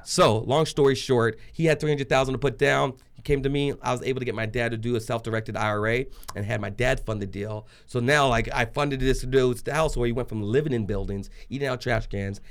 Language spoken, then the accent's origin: English; Trinidad & Tobago; now in Arizona, United States; I'm just a Trinidadian Jewish boy in Arizona